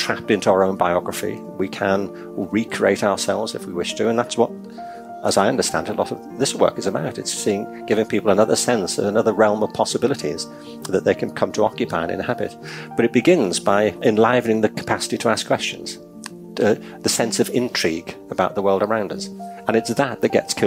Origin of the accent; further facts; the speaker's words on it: Liverpool, North West England, United Kingdom; I'm from Liverpool in England. I went to school across the city centre from the Liverpool Institute